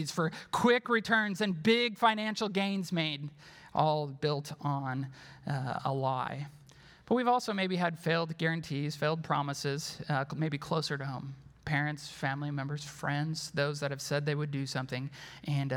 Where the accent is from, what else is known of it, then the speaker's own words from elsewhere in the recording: Wisconsin, United States; I'm from Wisconsin